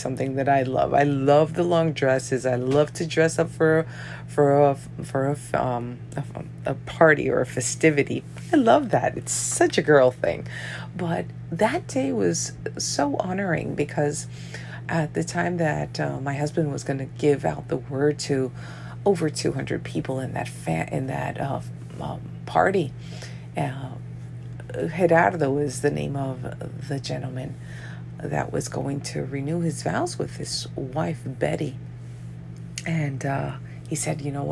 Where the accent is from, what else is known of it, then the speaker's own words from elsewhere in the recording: New York, United States; I'm from New York. My parents are from Colombia, South America